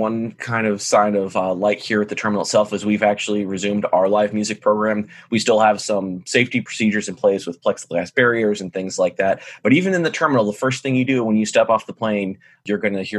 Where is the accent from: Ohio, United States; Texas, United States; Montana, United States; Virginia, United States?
Virginia, United States; Blue Ridge Mountains; moved away as an adult; now in Austin, United States; not a local like many Austinites. I moved from somewhere else to come here in the past few years. We are a very fast growing city. I'm originally from the East Coast over in Virginia. So grew up over in the Blue Ridge Mountains.